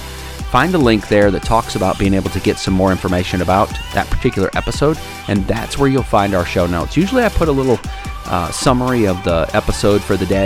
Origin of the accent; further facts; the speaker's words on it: Wisconsin, United States; moved away as an adult; now in Alabama, United States; I'm originally from Wisconsin.